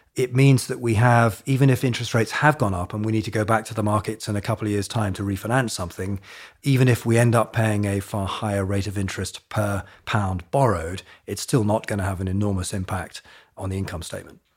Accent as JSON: {"language": "English", "country": "Hong Kong", "tie": "born or raised there", "moved": "yes", "said": "I grew up in Asia, in Hong Kong"}